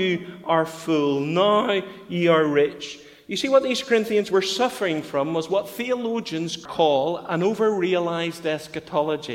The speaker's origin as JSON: {"language": "English", "town": "Bangor", "region": "Northern Ireland", "country": "United Kingdom", "tie": "born or raised there", "moved": "yes", "said": "we went to Bangor to take up the pastor than Bethany Baptist, my hometown"}